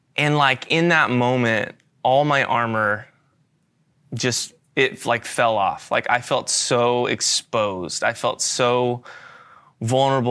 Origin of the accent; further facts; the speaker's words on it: Florida, United States; moved away as an adult; I'm moving from Florida, where I've grown up my entire life, to a new state halfway across the country